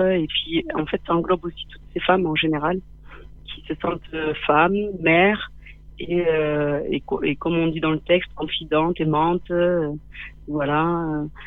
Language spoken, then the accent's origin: French; Manduel, Occitania, France; also born or lived in Rif Mountains, Morocco / Nîmes; j'ai grandi dans un petit village tout près de nous